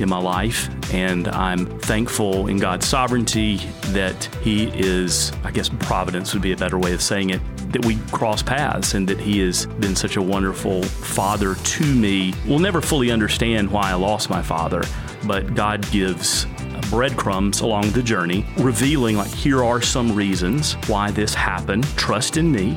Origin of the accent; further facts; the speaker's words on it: Gadsden, Alabama, United States; also born or lived in Birmingham, Alabama; now in Collierville, United States; Gadsden's in the northeast part of the state. It's about an hour from Birmingham, and was a great place to grow up